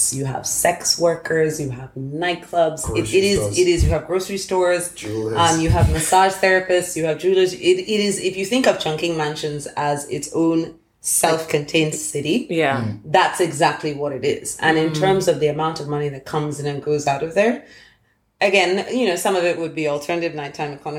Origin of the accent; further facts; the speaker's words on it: Lagos, Nigeria; moved away; also born or lived in United Kingdom / United States; growing up in Lagos and then spending some time in the UK and the States